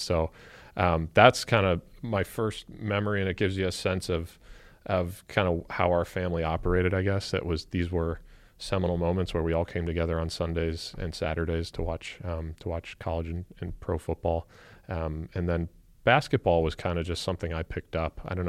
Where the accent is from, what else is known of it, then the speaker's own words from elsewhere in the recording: Avon Lake, Ohio, United States; Yeah. I mean, I had a great, wonderful American childhood. Was fortunate to grow up in a great, loving home. We had a lot of family in the area.